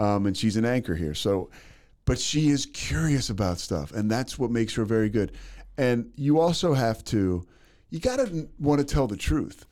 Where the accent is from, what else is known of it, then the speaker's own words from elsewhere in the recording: Philadelphia, Pennsylvania, United States; also born or lived in Monroe, Louisiana; now in Waco, United States; I'm from Philadelphia